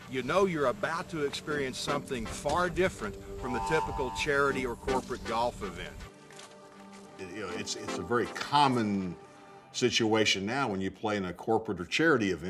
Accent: Odessa, Texas, United States; from Odessa, Texas.

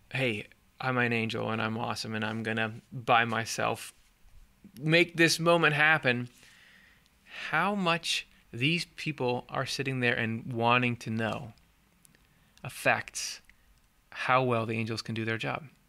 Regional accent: Midwest, United States; I'm from the Midwest, which I am

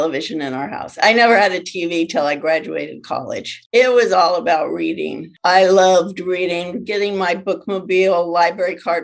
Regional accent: California, United States; I grew up in California

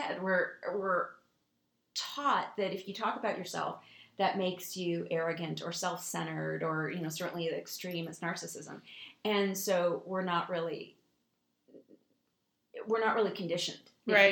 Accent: Kansas City, Kansas, United States; I grew up in Kansas City

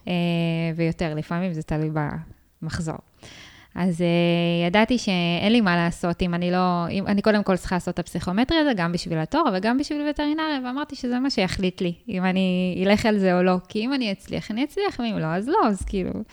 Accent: Ashdod, Southern District, Israel; אני מאשדוד

